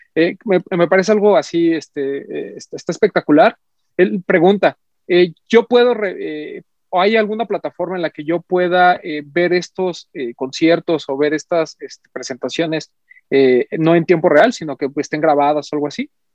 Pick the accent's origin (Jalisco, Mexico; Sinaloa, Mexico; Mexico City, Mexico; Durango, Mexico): Mexico City, Mexico; a nosotros como, como, parte de, la Ciudad de México, vamos a decirlo así, y como mexicanos en general